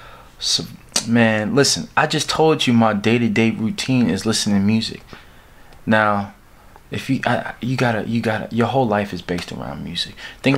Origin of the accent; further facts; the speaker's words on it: D.C., Maryland, United States; moved away as an adult; I'm from Maryland. Near D.C., Washington, D.C. I grew up there, man, all my life in the DMV.